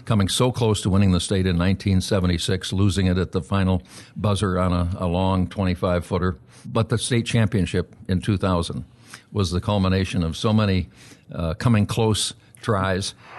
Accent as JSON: {"language": "English", "town": "Aurora", "region": "Illinois", "country": "United States", "tie": "born or raised there"}